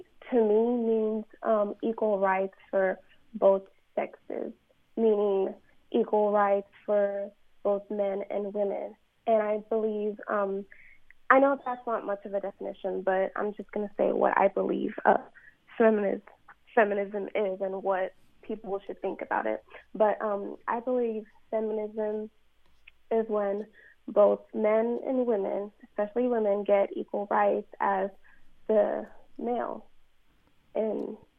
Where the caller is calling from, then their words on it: Texas, United States; I'm calling from the University of Sam Houston in Texas.